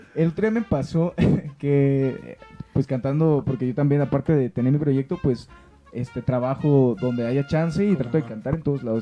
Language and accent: Spanish; Sinaloa, Mexico; moved away as an adult; now in Mexico City, Mexico; yo soy de Sinaloa